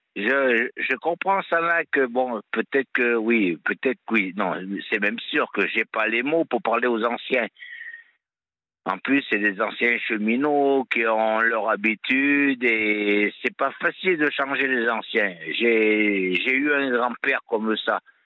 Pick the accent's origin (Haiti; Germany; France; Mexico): France; Auvergne-Rhône-Alpes; moved away; also born or lived in Montpellier area; je suis auvergnat, donc j'ai grandi euh, avec, à la, avec des copains, des copines à la ferme